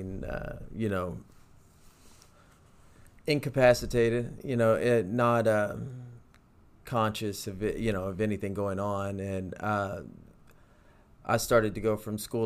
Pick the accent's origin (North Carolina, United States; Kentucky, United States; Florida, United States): Kentucky, United States; Louisville; also born or lived in Pennsylvania; I was born on Poplar Level. I don't know what that hospital's called, but I should. Right next to St. X